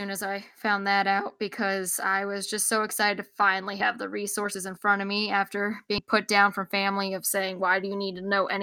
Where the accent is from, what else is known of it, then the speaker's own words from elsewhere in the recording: Texas, United States; growing up in Texas, that wasn't Spanish